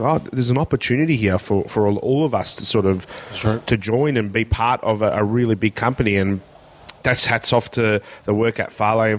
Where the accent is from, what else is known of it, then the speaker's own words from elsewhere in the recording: Melbourne, Victoria, Australia; I went to a school in the northern suburbs of Melbourne that was more of a prison than a school